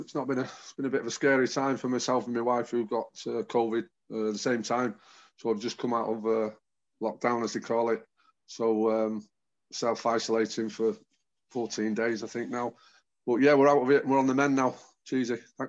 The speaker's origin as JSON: {"language": "English", "town": "Manchester", "region": "North West England", "country": "United Kingdom", "tie": "born or raised there", "said": "I was born on Oxford Road"}